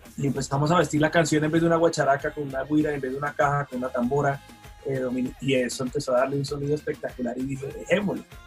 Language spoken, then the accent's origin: Spanish; Colombia; qué parte de Colombia vengamos